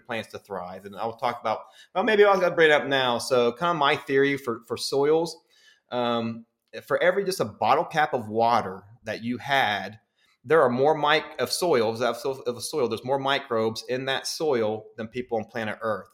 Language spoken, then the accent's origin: English; West Virginia, United States; I'm originally from West Virginia